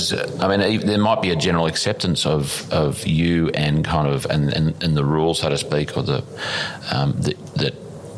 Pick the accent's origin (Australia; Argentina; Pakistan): Australia; we all Australian. I'm a Scottish descendant. I'm sort of 13 plus generational Scottish farmers